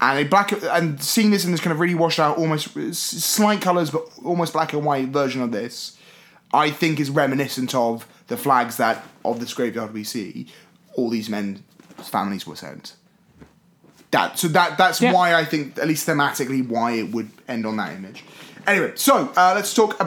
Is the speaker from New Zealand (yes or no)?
no; United Kingdom; as a British person